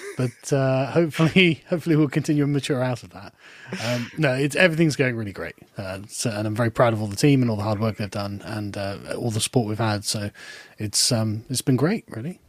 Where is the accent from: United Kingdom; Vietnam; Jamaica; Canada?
United Kingdom; England; also born or lived in Germany; as an Englishman